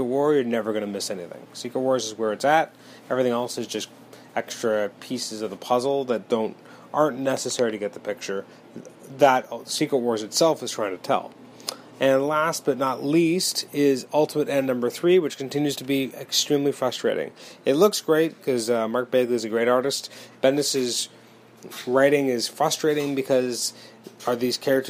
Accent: Canada; As a Canadian

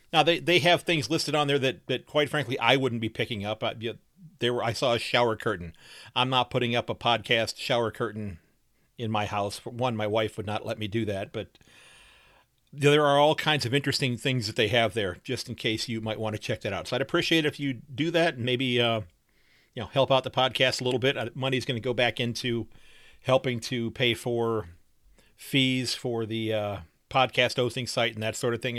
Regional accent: Sandusky, Ohio, United States

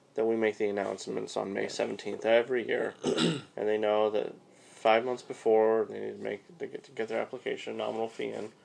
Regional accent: California, United States; Because I'm from California.

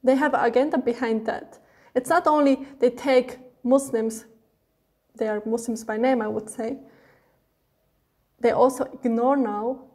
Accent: Switzerland; I both grew up in Switzerland. That's my country. I have the Swiss passport. This is my hometown.

